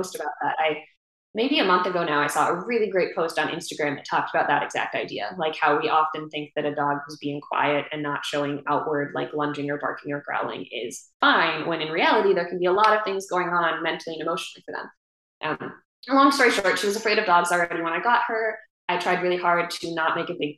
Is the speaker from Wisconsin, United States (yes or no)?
yes; Wisconsin, United States; moved away; up in Wisconsin, in my hometown where my parents live.